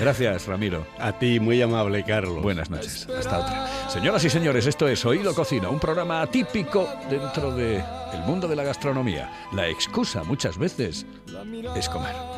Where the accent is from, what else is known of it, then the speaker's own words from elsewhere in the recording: Oviedo, Asturias, Spain; yo soy de Oviedo